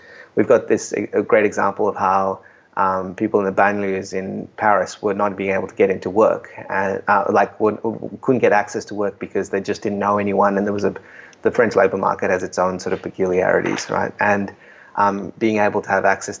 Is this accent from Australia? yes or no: yes; Australia; moved away